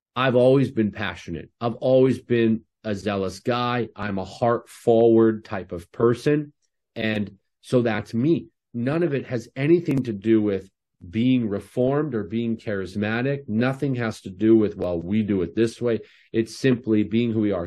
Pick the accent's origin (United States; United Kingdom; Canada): Canada; I'm Canadian